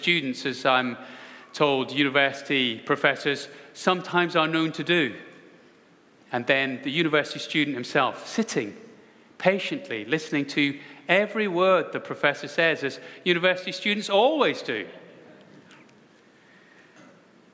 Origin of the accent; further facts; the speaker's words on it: Scotland, United Kingdom; as a Scotsman